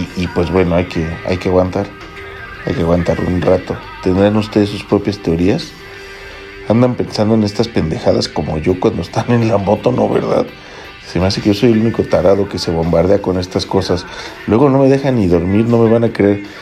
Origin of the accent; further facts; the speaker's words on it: Mexico City, Mexico; soy chilango